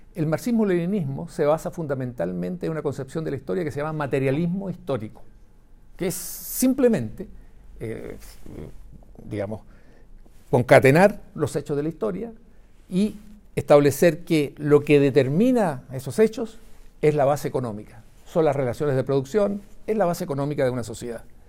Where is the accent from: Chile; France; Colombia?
Chile; como chilenos